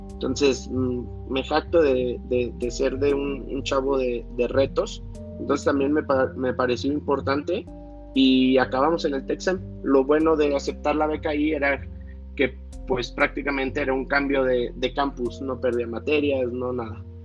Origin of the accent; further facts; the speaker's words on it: Torreón, Coahuila, Mexico; vivimos y nacimos ahí